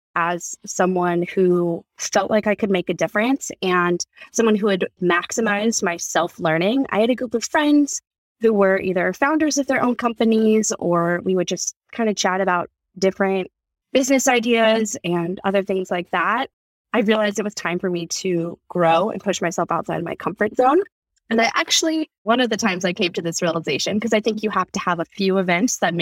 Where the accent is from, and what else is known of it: California, United States; born or raised there